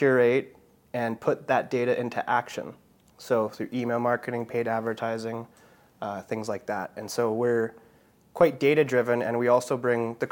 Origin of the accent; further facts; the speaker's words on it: Vancouver, British Columbia, Canada; also born or lived in Surrey / Florida Keys; I was born in Vancouver